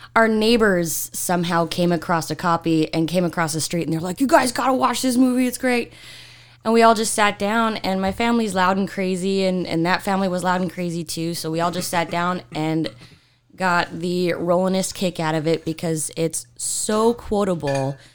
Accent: Utah, United States; I'm from Utah.

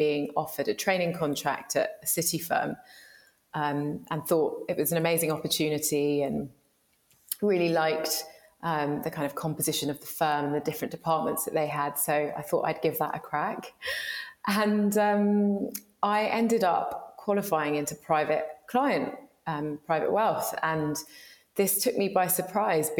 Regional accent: London, United Kingdom; I'm a very proud Londoner. I grew up in Shepherd's Bush and Hammersmith sort of area.

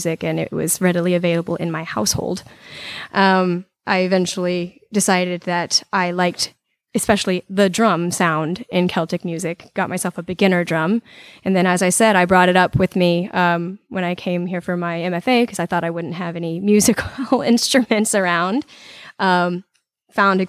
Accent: Alabama, United States; now in Roanoke, United States; I am from Alabama

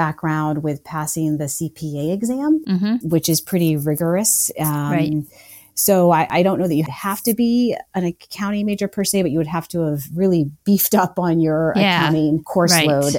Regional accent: Maine, United States; moved away as an adult; also born or lived in Colorado; I moved back to my home state of Maine

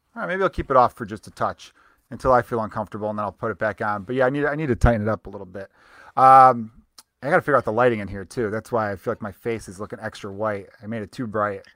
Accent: Chicago, Illinois, United States; accent: Chicago; I grew up in Chicago

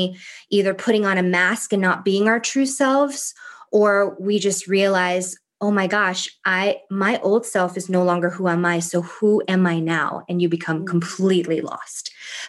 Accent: Thailand; English is a second language; like growing up in Thailand, she was like my favorite aunt.

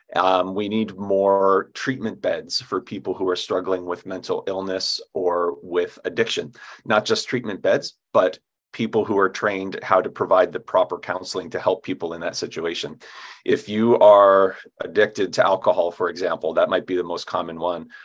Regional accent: upstate New York, United States; now in Anchorage, United States; I grew up in New York State, and it's always important to differentiate between you know Manhattan and where I grew up, which is way upstate New York in the mountains

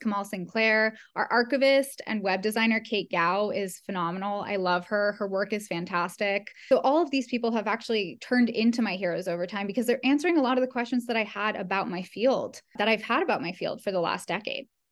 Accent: Ottawa, Ontario, Canada; I grew up in Canada, in Ottawa, Canada

